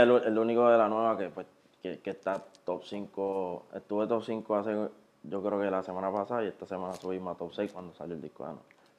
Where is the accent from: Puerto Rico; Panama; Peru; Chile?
Puerto Rico; Carolina; yo soy de ahí de Carolina, de Residencia de San Martín y de la 65